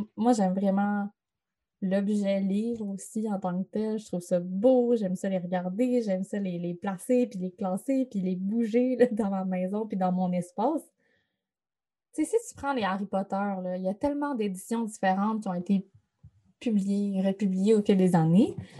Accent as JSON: {"language": "French", "town": "Chicoutimi", "region": "Quebec", "country": "Canada", "tie": "born or raised there", "said": "ça se passe euh, dans ma ville natale"}